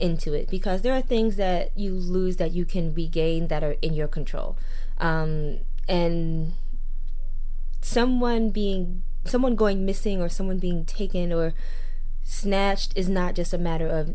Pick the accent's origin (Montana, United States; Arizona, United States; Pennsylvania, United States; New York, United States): New York, United States; That's where I'm from and that's how I grew up